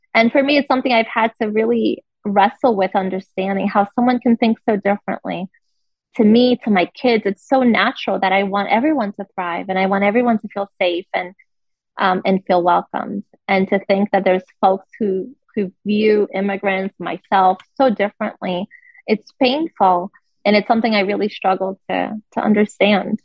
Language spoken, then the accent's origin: English; Rio de Janeiro, Brazil; also born or lived in Brasília, Brazil; now in United States; I'm from Rio, but I've lived in in the, in the capital for for several years.